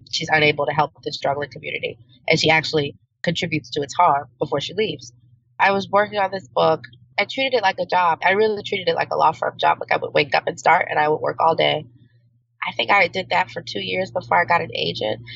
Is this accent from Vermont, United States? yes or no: no; New Orleans, Louisiana, United States; I'm from New Orleans